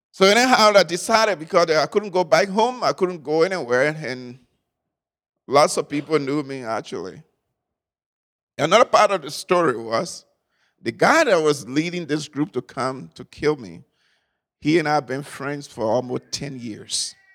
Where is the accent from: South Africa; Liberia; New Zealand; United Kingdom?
Liberia; I was born in Liberia a few years ago, and that really a few years ago, and uh, lived there for most part of my life.